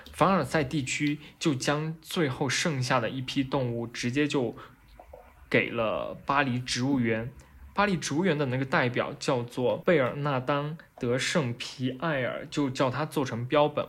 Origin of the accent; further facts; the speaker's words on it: China; 就好像我们中国人看见所谓的麒麟那样的感觉